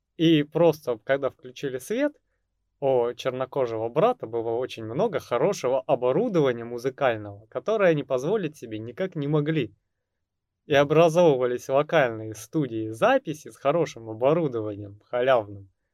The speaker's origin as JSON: {"language": "Russian", "country": "Russia", "said": "у нас в России"}